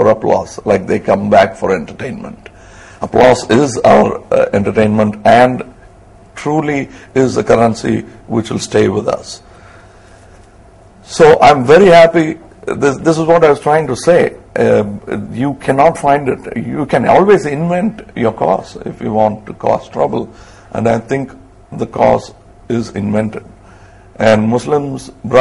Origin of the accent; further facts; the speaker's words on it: Tamil Nadu, India; my home state